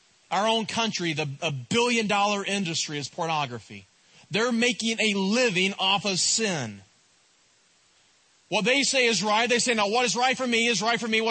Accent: East Tennessee, United States; I'm from East Tennessee

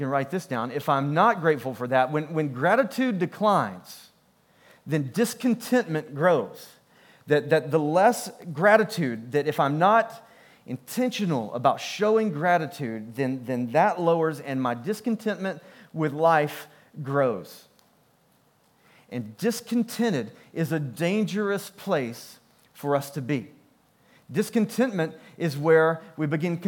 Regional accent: United States; I'm American

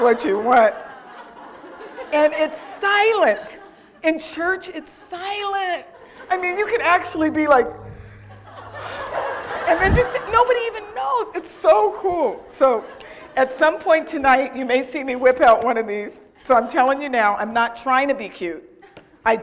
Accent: California, United States; I'm from California.

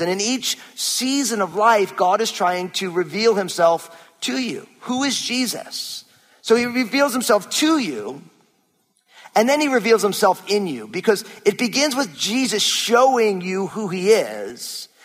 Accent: New Jersey, United States; moved away; I'm born and raised in New Jersey

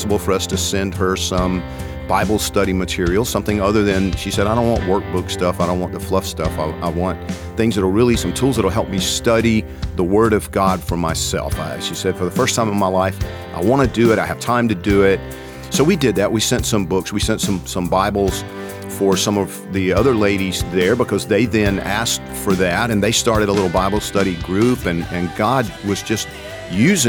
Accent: Georgia, United States; I'm from Georgia

